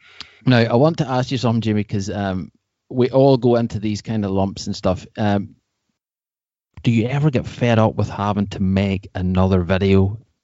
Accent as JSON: {"language": "English", "country": "Ireland", "said": "I'm away from Ireland at the minute"}